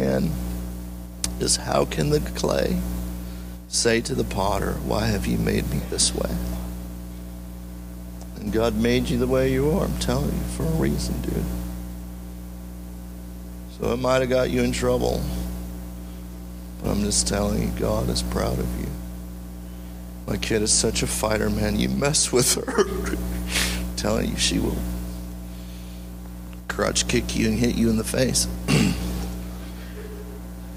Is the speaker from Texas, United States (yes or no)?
no; California, United States; moved away as an adult; now in Maui, United States; when we were growing up in California